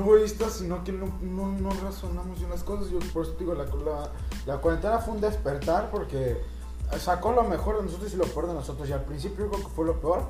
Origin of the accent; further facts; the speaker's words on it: Mexico; como latinoamericanos, como mexicanos